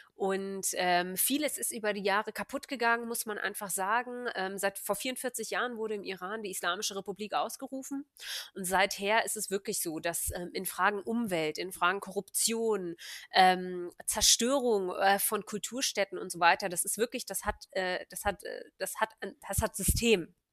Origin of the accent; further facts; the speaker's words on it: Hanover, Lower Saxony, Germany; moved away as an adult; ich bin Hannoveranerin, gebürtig und habe äh, ja, bin dann zum Studieren eine Zeit lang weggezogen und bin jetzt wieder in Hannover